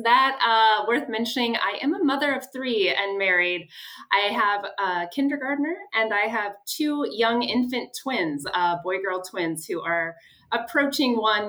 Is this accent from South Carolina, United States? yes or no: no; St. Louis, Missouri, United States; first language English; moved away as an adult; also born or lived in Phoenix, Arizona / East Coast; now in Chicago, United States; I'm born and raised in St. Louis, Missouri. So I'm a Midwest gal at heart.